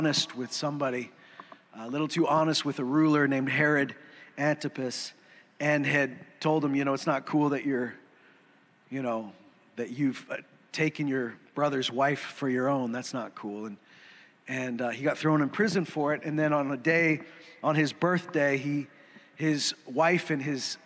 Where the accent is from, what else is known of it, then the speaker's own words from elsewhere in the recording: Saskatchewan, Canada; also born or lived in Alberta; I grew up in Saskatchewan. I mean, I was born here. I've lived in Saskatchewan and Alberta